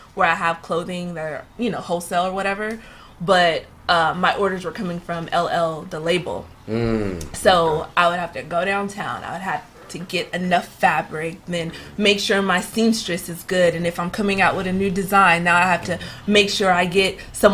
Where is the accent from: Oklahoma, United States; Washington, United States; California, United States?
California, United States; Los Angeles; Hollywood area, Hollywood Valley